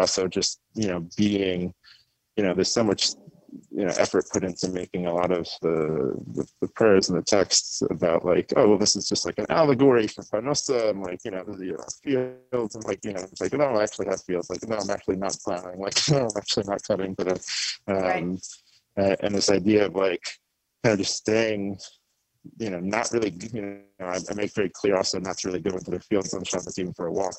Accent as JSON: {"language": "English", "area": "Long Island", "region": "New York", "country": "United States", "tie": "born or raised there", "also_born_or_lived": "Queens, New York / Manhattan", "said": "I was born in Queens. Um, my family moved out to Long Island when I was probably like just about to go into kindergarten."}